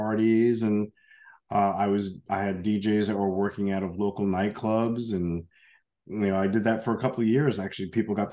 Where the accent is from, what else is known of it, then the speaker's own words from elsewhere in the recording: Yonkers, New York, United States; Born and raised in Yonkers, New York, just outside